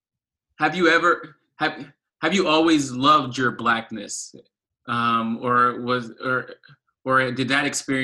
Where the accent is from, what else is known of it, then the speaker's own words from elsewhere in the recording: Haiti; growing up in Haiti. I'm Haitian